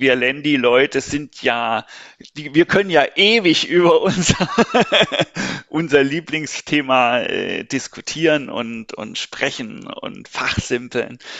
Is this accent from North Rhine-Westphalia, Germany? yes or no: no; Stuttgart, Baden-Württemberg, Germany; moved away as an adult; also born or lived in Berlin / Pforzheim; now in Karlsruhe, Germany; Ich bin gebürtiger Berliner, bin aber in Stuttgart quasi aufgewachsen und sozialisiert worden